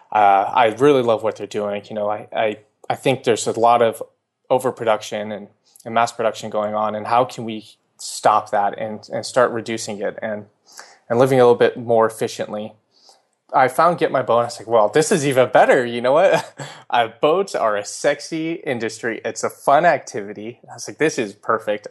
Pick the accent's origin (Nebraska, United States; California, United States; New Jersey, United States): California, United States; also born or lived in New York; California, uh, where I grew up and spent most of my time